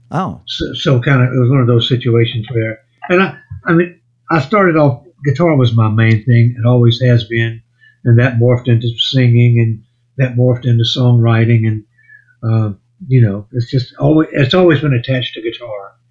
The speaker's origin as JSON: {"language": "English", "region": "South Carolina", "country": "United States", "moved": "yes", "lives_now": "Louisiana, United States", "said": "Actually, I'm back in Louisiana. Uh, I'll make it as short as I can. I'm originally from South Carolina. Oh. Moved to Louisiana in 1957, uh, and then I've, I've, been here off and on ever since."}